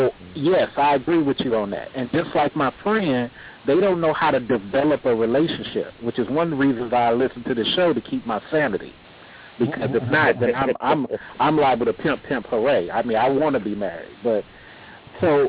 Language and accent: English; California, United States; now in Atlanta, United States; I'm originally from California